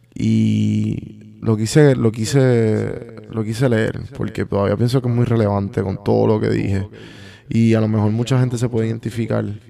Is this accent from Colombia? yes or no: no; Puerto Rico; moved away